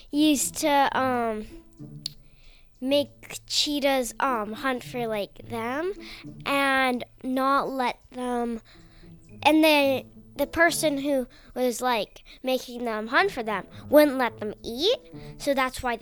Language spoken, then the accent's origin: English; Conway, New Hampshire, United States; Conway, New Hampshire.